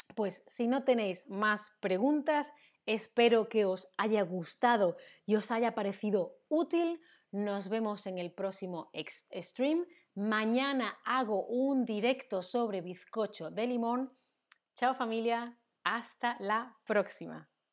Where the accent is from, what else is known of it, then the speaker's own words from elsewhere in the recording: Seville, Andalusia, Spain; Yo soy del sur, soy de Sevilla, en Andalucía.